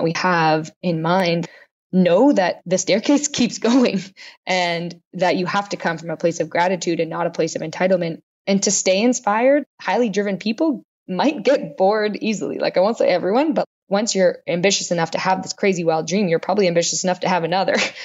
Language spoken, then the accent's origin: English; Canada; I'm Canadian